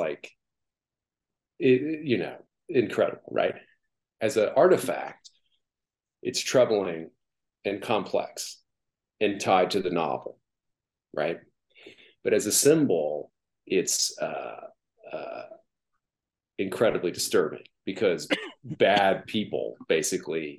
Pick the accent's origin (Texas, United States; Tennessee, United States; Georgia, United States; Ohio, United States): Georgia, United States; Atlanta; I was born in Atlanta, where Margaret Mitchell was born, and Gone with the Wind was a, ever present, artifact, I guess, in my family growing up